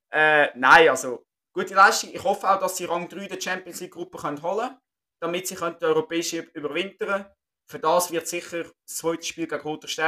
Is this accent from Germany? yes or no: no; Switzerland; als Schweizer Fußballfan sehr stark verkauft